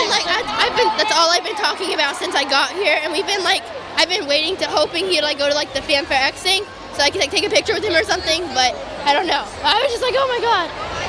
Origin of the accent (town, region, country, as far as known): Huntsville, Alabama, United States